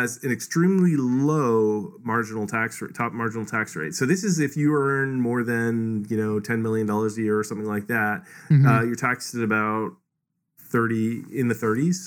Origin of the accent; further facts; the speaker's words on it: Canada; I'm from Canada, which I would say tilts more towards equality